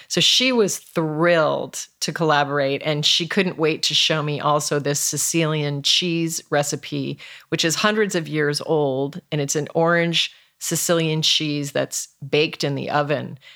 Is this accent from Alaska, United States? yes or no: yes; Alaska, United States; moved away; I was raised in Alaska